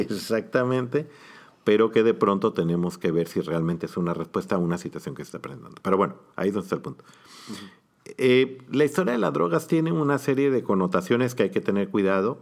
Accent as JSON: {"language": "Spanish", "country": "Mexico", "said": "como población mexicana"}